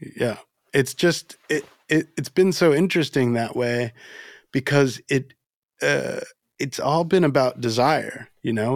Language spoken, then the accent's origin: English; Florida, United States; also born or lived in Dominican Republic; I was born in the Dominican Republic and, and grew up in Florida